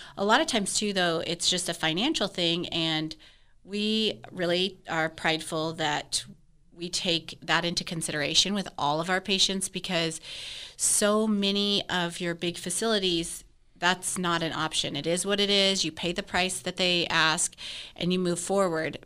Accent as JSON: {"language": "English", "region": "Wyoming", "country": "United States", "also_born_or_lived": "Fort Worth area, Texas", "moved": "yes", "lives_now": "Parker County, Texas, United States", "said": "I'm originally from Wyoming"}